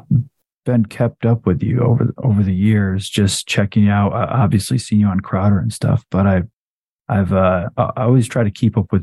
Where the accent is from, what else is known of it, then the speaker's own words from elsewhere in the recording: Flint, Michigan, United States; where I were in Flint when I was growing up